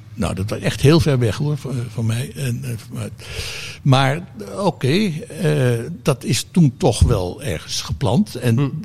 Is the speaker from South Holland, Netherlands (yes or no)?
no; Hilversum, North Holland, Netherlands; omdat ik als kind woonde in Hilversum